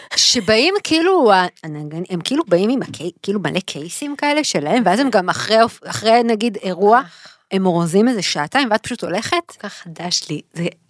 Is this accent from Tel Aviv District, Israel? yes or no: yes; Tel Aviv, Tel Aviv District, Israel; גדלנו בתל אביב